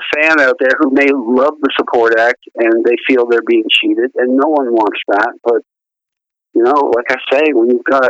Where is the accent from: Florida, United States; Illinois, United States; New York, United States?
New York, United States; Long Island; I'm originally from New York on Long Island